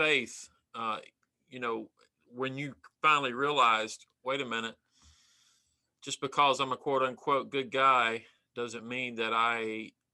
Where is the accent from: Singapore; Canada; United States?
United States; Apex, North Carolina; also born or lived in Kinston, North Carolina; I grew up in the Apex area, and then when I was in high school, I moved to Kinston